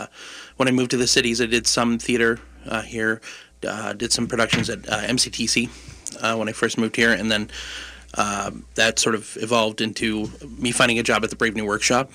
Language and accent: English; Indiana, United States; also born or lived in Grand Rapids, Michigan; now in Minneapolis–Saint Paul, United States; I'm originally from Indiana, born in Grand Rapids, Michigan.